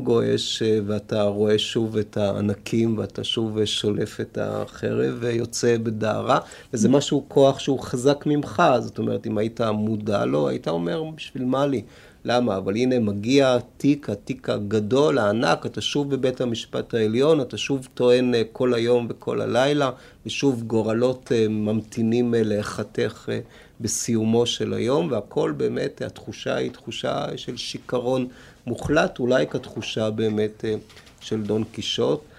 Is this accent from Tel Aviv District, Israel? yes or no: yes; Tel Aviv, Tel Aviv District, Israel; או אני מפלורנטין, או מאיפה שנולדתי בדרום תל אביב